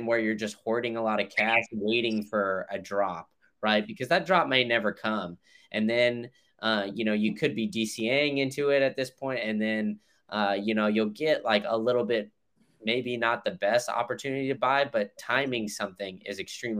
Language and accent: English; Chicago, Illinois, United States; moved away; also born or lived in Austin / Memphis; I was born in Chicago